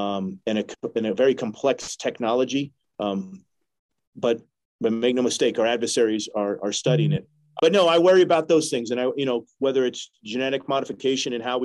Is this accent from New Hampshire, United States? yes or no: yes; New Hampshire, United States; I'm from New Hampshire